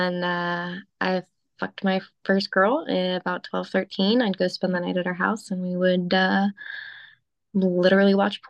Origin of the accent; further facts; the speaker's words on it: Phoenix, Arizona, United States; Phoenix, Arizona.